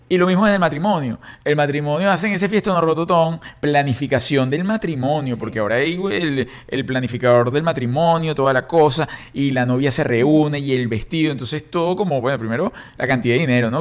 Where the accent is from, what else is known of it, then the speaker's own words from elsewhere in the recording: Caracas, Capital District, Venezuela; moved away; yo fui paje, era, salí en todos los periódicos de Caracas, de la Socialité de Caracas